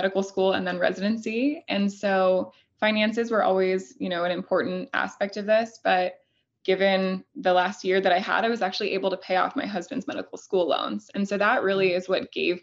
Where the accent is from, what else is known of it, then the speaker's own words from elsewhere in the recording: Elkhorn, Nebraska, United States; I'm originally from Elkhorn, Nebraska